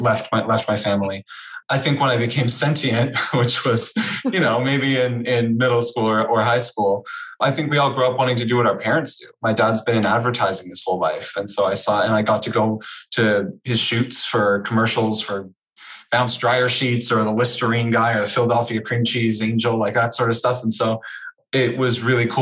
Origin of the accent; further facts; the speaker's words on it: Canada; moved away as an adult; also born or lived in Toronto; now in New York, United States; I'm Canadian. So hopefully I've trained myself out of the oots and a boots in the podcast realm. So Canadian, I moved to New York from Toronto last May